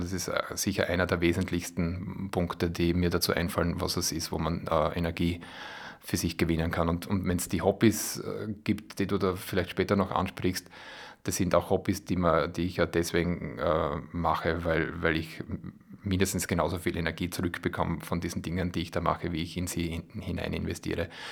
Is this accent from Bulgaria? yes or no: no; Bad Radkersburg, Styria, Austria; also born or lived in Graz / Vienna; Ich bin aus Halm das ist mm, ja, sechs Kilometer vor, vor Radgersburg, aber ich bin in Radgersburg ins Gymnasium gegangen